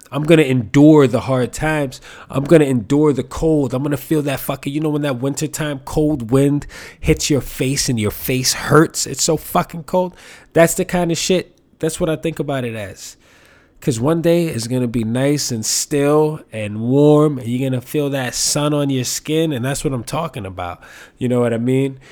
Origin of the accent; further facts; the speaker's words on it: New York City, New York, United States; I grew up here in New York